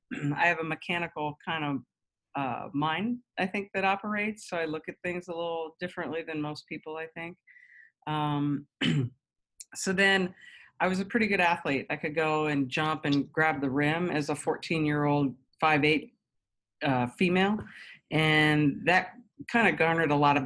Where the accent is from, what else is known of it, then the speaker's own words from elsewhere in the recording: Huntingdon, Pennsylvania, United States; In Huntingdon, Pennsylvania. So